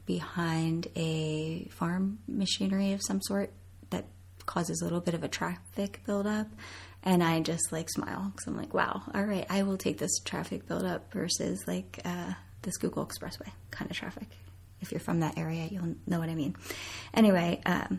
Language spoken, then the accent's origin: English; Coatesville, Pennsylvania, United States; now in State College, United States; I am originally from Coatesville, Pennsylvania